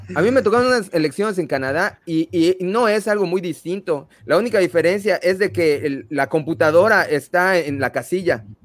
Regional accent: Mexico; Nosotros como mexicanos

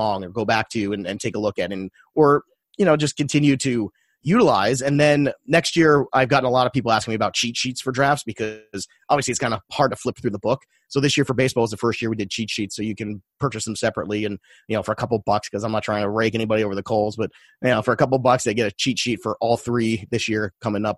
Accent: New York City, New York, United States; as a kid, growing up in Brooklyn

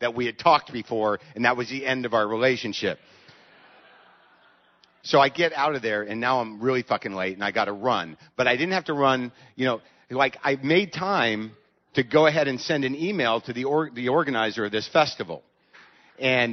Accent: United States; I'm an American

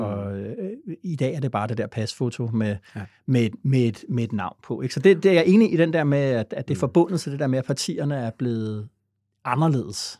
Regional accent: Denmark; vi er ikke bare danskerne, vi vil også gerne være øh, danskerne

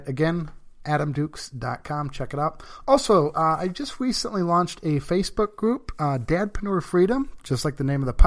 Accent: Brighton, Michigan, United States; I'm from a little town in Michigan called Brighton.

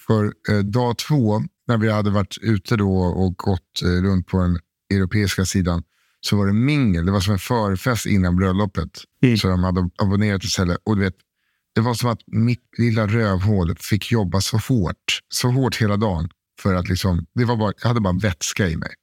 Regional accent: Sweden; I'm from Sweden

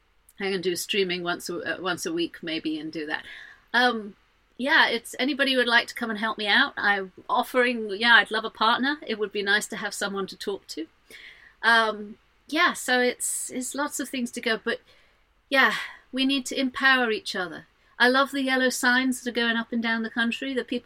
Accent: Jordan; also born or lived in Saudi Arabia; I'm not that fond of Islam because I grew up in Jordan and Saudi Arabia and places like that. I saw some brutality when I was a kid.

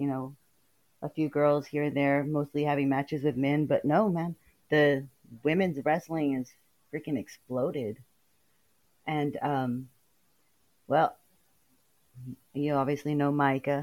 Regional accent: Delano, California, United States; now in Texas, United States; I was born in Delano, California. Lived there for years and moved to Texas.

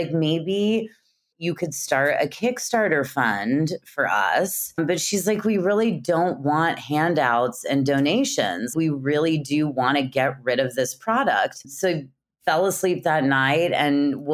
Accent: Kansas City, Missouri, United States; I'm from Kansas City, actually. So I'm from the Midwest

